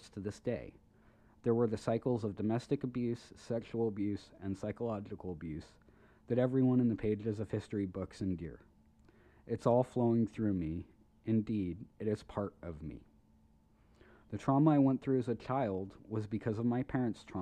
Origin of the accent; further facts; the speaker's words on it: United States; I'm an American